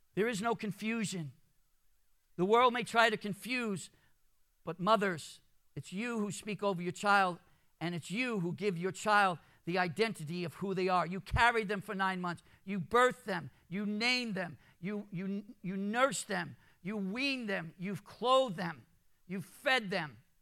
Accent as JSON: {"language": "English", "town": "New York City", "region": "New York", "country": "United States", "tie": "born or raised there", "also_born_or_lived": "Jamaica, Queens, New York", "said": "I grew up in Brooklyn. I, um, I was born in Jamaica, Queens."}